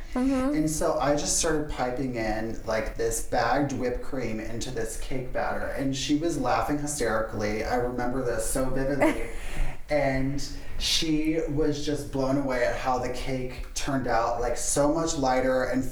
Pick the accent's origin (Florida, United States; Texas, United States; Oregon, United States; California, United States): Florida, United States; just outside of Orlando; I was born and raised in Florida, just outside of Orlando.